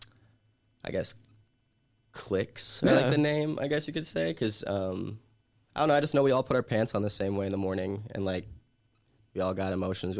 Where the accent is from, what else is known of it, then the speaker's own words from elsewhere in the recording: Woodstock, Illinois, United States; moved away as an adult; now in Los Angeles, United States; I'm from Woodstock, Illinois